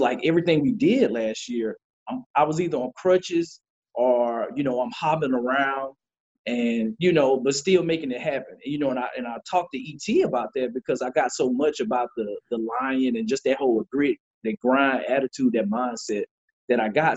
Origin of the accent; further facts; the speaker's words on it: Lower Alabama, United States; also born or lived in Detroit, Michigan / Warner Robins, Georgia; was born in Detroit, Michigan, stayed there for about eight years, and then relocated with my parents to uh, Alabama. I call it L.A. Lower Alabama